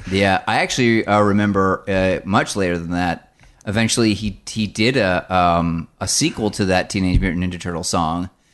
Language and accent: English; United States; I am from the New Jersey, New York area, so when I was a child, I listened to Z one hundred